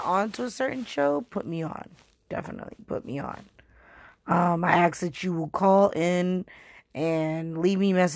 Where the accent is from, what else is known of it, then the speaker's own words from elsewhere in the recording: Boston, Massachusetts, United States; born and bred in Boston